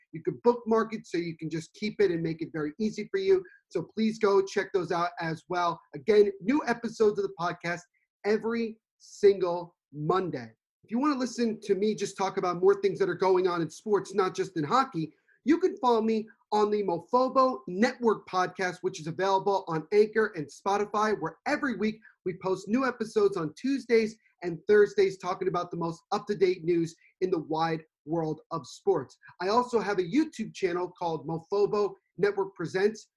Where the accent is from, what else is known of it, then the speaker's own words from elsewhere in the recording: New Jersey, United States; I'm from Central Jersey